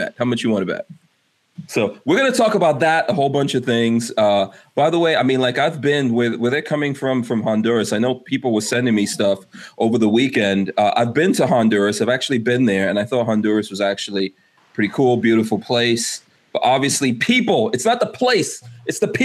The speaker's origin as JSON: {"language": "English", "country": "Guyana", "tie": "born or raised there", "moved": "yes", "lives_now": "United States", "said": "I'm an immigrant, you know. I was born in Guyana, third world country"}